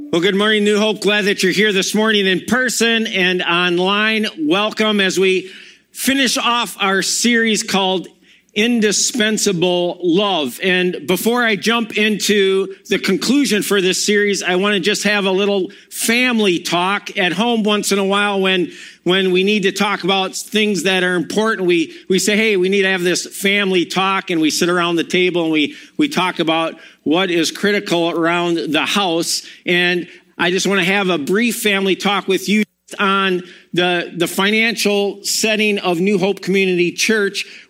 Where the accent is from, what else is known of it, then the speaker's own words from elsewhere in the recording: Milwaukee, Wisconsin, United States; also born or lived in Madison; I'm from Wisconsin. I, born in Madison, grew up in Milwaukee, graduated from there.